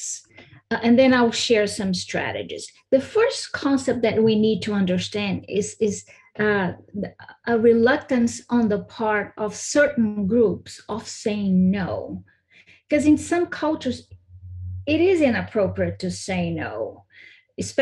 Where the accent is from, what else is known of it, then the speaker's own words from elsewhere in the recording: Brazil; moved away as an adult; now in United States; I was born and raised in Brazil